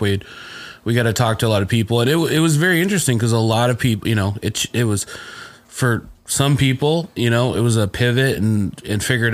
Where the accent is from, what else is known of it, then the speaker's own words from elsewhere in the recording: Indiana, United States; I'm black from Indiana